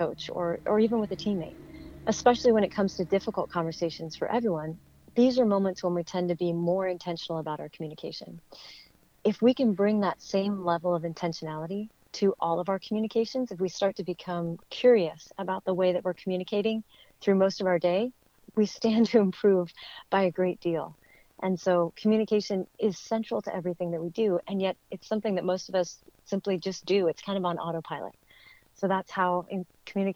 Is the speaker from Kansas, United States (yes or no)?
no; Bay Area, California, United States; moved away as an adult; I grew up in the Bay Area of California